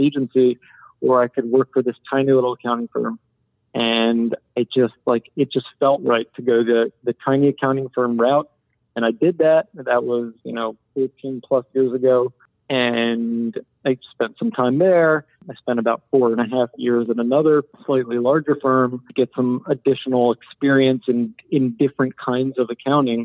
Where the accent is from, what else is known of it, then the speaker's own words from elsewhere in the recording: Philadelphia, Pennsylvania, United States; also born or lived in Boston; I'm from Philadelphia area, suburbs of Philly